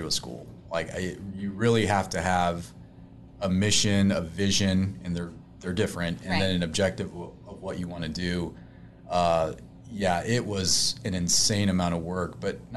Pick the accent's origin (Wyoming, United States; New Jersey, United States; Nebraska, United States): Nebraska, United States; North Platte; I was born in North Platte, Nebraska.